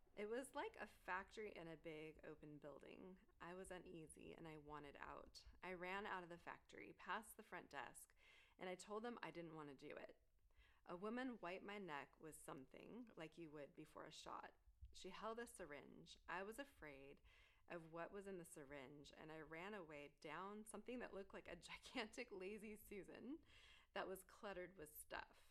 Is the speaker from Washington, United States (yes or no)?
no; Southern California, United States; moved away; So I am from Southern California.